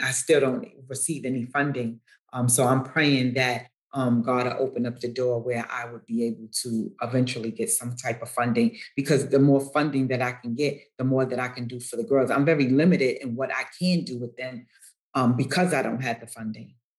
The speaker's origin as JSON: {"language": "English", "town": "New York City", "region": "New York", "country": "United States", "tie": "born or raised there", "said": "the projects in which I was um, raised"}